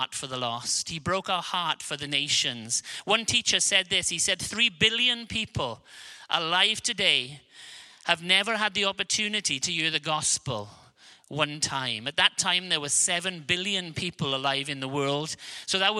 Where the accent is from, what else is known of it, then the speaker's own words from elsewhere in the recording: Wales, United Kingdom; accent: Welsh; I have a Welsh accent, because I'm from a small country of Wales